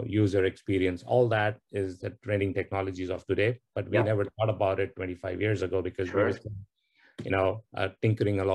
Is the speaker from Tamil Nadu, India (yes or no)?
yes; Chennai, Tamil Nadu, India; moved away as an adult; also born or lived in DeKalb, Illinois; now in United States; I come from India originally. So southern part of India, there's a place called Chennai, which is one of the four metropolis for India. Yeah. And so very much have strong roots growing up and doing schooling, family, everybody there.